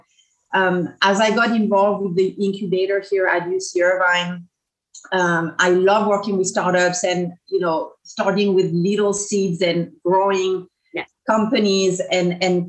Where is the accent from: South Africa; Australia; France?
France; English is a second language; moved away as an adult; now in Orange County, United States; So I grew up in France, so I'm a transplant. I landed in Orange County about 20 years ago, as you can probably tell from my accent